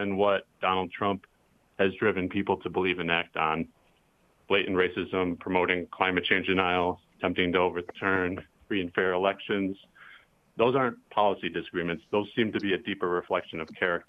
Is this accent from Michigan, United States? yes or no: yes; Michigan, United States; I am originally from the Thelma, Michigan. I grew up in a really conservative area in a liberal family